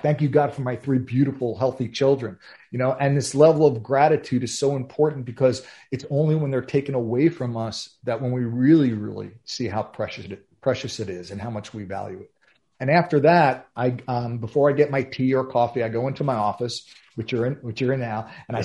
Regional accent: New York, United States; I'm from New York

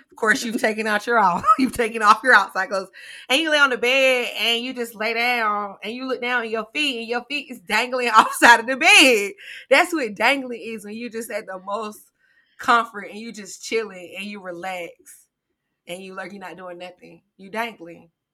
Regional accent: Greenwood, South Carolina, United States; also born or lived in Philadelphia, Pennsylvania; we moved from there when I was about two years old to Greenwood, South Carolina. So I usually claim Greenwood

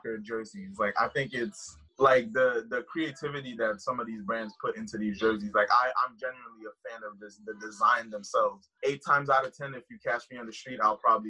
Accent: Haiti; now in United States; I live in the U.S., obviously, but I'm originally from Haiti.

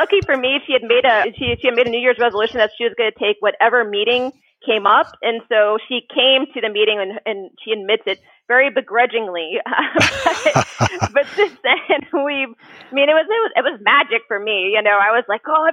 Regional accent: Columbus, Ohio, United States; moved away as an adult; also born or lived in Dayton, Ohio; now in Cincinnati, United States; I'm actually originally from Columbus, Ohio, and then went to school at University of Dayton

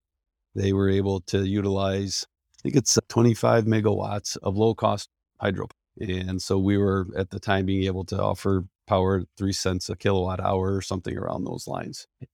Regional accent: Penn Yan, New York, United States; I was born and raised in Penn, which people are trying to figure out what that is. That's short for Pennsylvania Yankees.

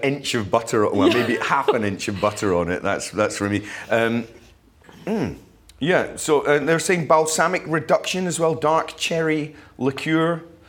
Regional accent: Fife, Scotland, United Kingdom; now in Edinburgh, United Kingdom; I'm in the city. I love Edinburgh. I live in Leith, actually, not far from here, and I love it. But I grew up in Fife, so the country is pulling me.

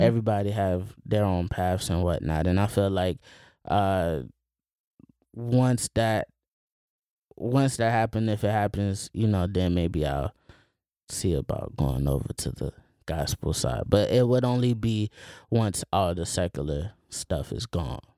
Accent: Plant City, Florida, United States; I grew up in Plant City

